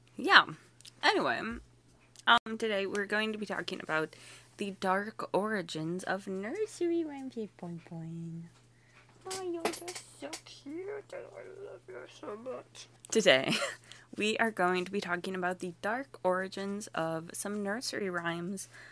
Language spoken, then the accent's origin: English; United States; I am too American